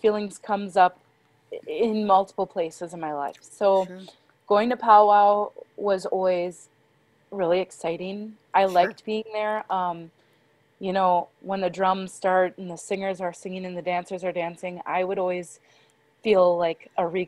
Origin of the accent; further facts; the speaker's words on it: Kiel, Wisconsin, United States; also born or lived in Sheboygan, Wisconsin; I was born in Sheboygan, and then I was raised in Keele, Wisconsin. So I grew up off of the reservation